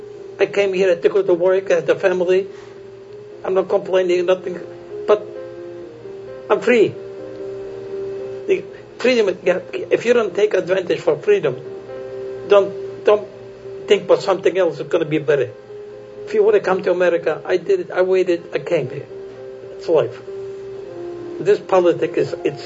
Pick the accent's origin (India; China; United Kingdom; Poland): Poland; I was born in Poland.